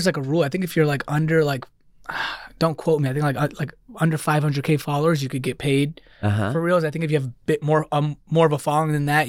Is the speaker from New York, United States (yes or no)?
yes; Queens, New York, United States; also born or lived in Dix Hills; No, I grew up in New York, born and raised. I just went to Texas